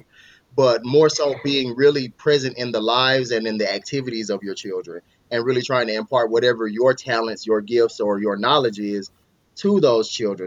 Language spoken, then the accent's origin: English; Mississippi, United States; moved away as an adult; now in Arizona, United States; I'm from Mississippi originally, but I'm here in Arizona now